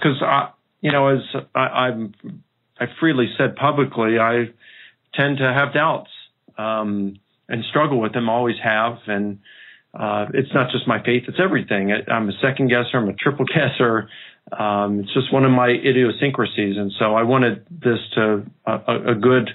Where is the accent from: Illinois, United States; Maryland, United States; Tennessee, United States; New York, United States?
Maryland, United States; Baltimore; I grew up in Baltimore